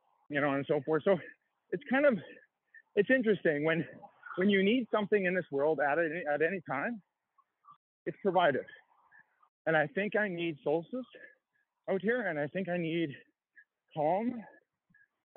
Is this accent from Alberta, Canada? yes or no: yes; High River, Alberta, Canada; I grew up in Canada. I grew up in a small town called High River in Alberta.